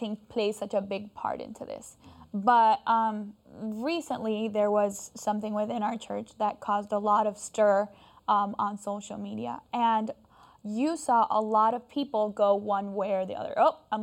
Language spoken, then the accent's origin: English; Florida, United States; I grew up in Florida